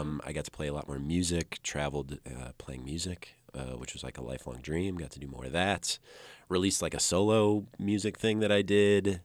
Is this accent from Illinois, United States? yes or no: yes; Dixon, Illinois, United States; two hours west of Chicago. I grew up in Dixon, Illinois.